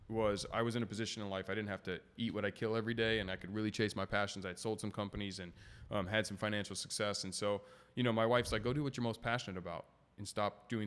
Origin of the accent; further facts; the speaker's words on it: San Diego, California, United States; I'm from Scripps, and fun fact there's the Smoothie King that was in Poway, and I'd been going to it since I was a kid.